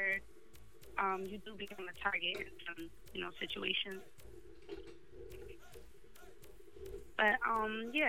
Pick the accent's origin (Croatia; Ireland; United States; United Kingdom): United States; Irvington, New Jersey; I was born in Irvington. My mother is from Guyana, and my father is from Barbados.